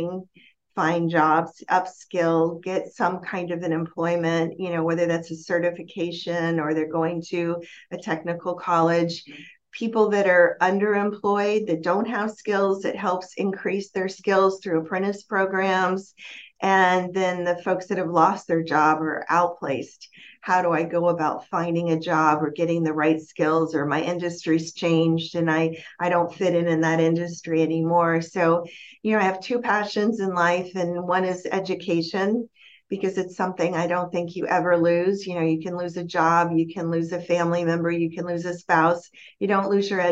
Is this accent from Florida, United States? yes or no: yes; Miami, Florida, United States; moved away; I'm from Miami